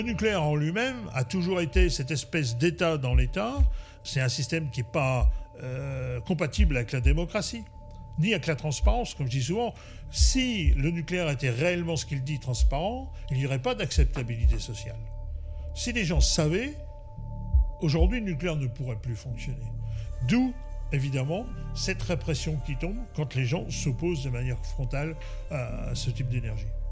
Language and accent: French; Cherbourg, Normandy, France; je suis né à Cherbourg le 17 octobre 1959 et je vis ici à Cherbourg depuis, ben, depuis toujours